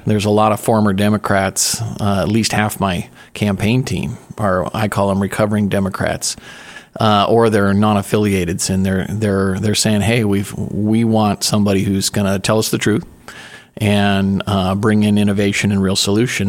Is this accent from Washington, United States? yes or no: yes; Spokane, Washington, United States; now in Oregon, United States; born and raised in Spokane, Washington